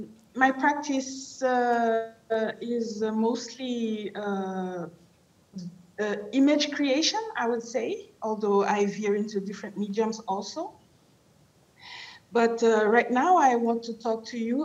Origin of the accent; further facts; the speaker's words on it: Haiti; I was born and raised in Haiti, Haiti in the Caribbean, first Black Republic